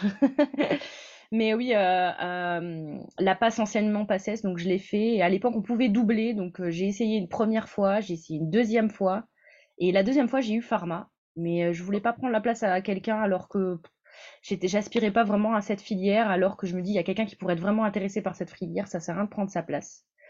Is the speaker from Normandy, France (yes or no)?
no; Creil, Hauts-de-France, France; now in Montpellier, France; je suis née à Creil, donc euh, plutôt dans le nord de la France, et, euh, maintenant j'habite à Montpellier